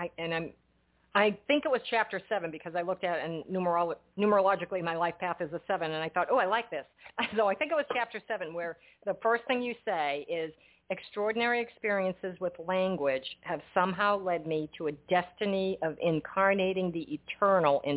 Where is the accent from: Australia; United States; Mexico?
United States; New England; now in New Jersey, United States; I was born and brought up in New England, and I was transplanted to New Jersey unwillingly.